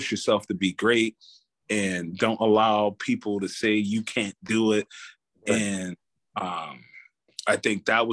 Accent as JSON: {"language": "English", "town": "Camden", "region": "New Jersey", "country": "United States", "tie": "born or raised there", "also_born_or_lived": "Iowa", "moved": "as an adult", "said": "Growing up in Camden, New Jersey, you know, back in the 90s"}